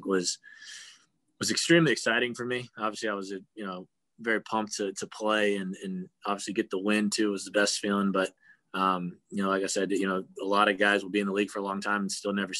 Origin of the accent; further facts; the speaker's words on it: Arkansas, United States; me growing up in Arkansas.